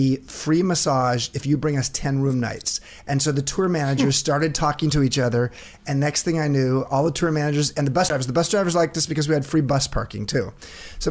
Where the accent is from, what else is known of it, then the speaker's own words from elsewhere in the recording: Long Beach, California, United States; moved away as an adult; now in San Francisco, United States; I grew up in LA, grew up in Long Beach.